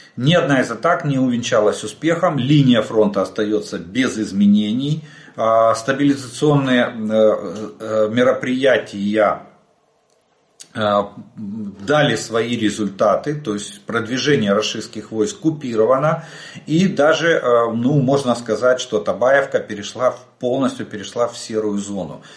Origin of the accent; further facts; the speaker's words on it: Ukraine; мы из Украины